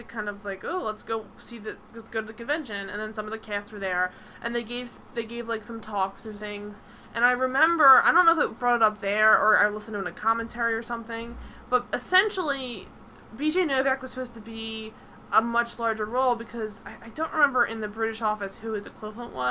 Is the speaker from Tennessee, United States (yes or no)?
no; Philadelphia, Pennsylvania, United States; I'm from Philadelphia